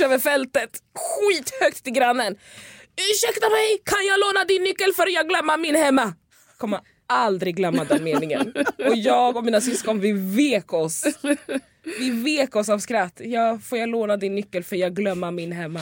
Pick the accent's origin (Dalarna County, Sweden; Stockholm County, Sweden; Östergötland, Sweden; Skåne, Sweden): Stockholm County, Sweden; Lidingö; Jag är ju uppväxt ute på Lidingö, det är en, eh, en ö utanför Stockholm